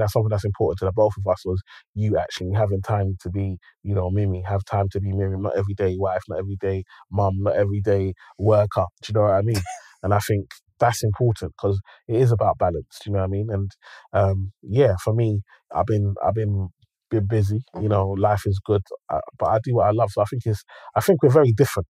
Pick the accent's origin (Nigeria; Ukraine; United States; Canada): Nigeria; I'm Nigerian